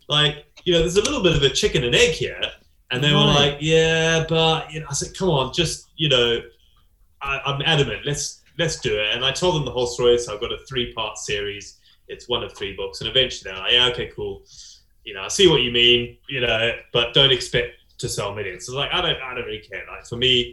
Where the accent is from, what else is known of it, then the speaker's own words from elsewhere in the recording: South Africa; also born or lived in Zimbabwe; now in United Kingdom; in South Africa, where I grew up. I was born in Zimbabwe and then moved to South Africa when I was a kid